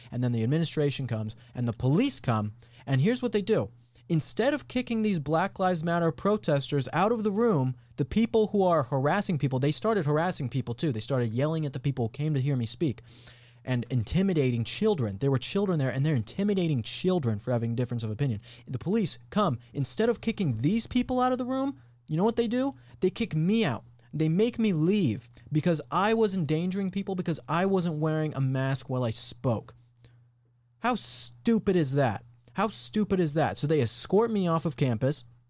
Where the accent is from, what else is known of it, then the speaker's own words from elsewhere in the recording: Colorado, United States; moved away as an adult; I'm from Colorado. And so I grew up there for high school and went to college in Colorado